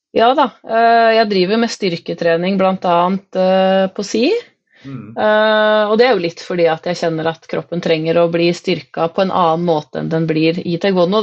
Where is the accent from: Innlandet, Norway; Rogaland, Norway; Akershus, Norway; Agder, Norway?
Akershus, Norway; Nittedal; moved away as an adult; now in Nord-Odal, Norway; Jeg kom jo fra Nittedal, som er en drøy time fra Nord-Odal.